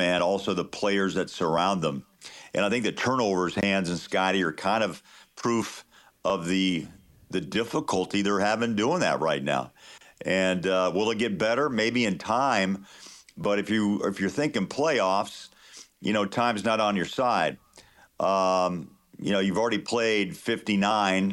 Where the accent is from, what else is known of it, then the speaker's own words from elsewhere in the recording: Kansas, United States; moved away; I grew up in Kansas